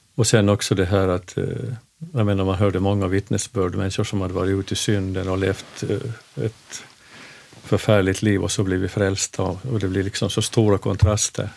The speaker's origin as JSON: {"language": "Swedish", "country": "Finland", "also_born_or_lived": "Stockholm, Sweden / Örnsköldsvik, Sweden", "moved": "as an adult", "lives_now": "Köpmanholmen, Sweden", "said": "vi kommer från Finland som du kanske hör"}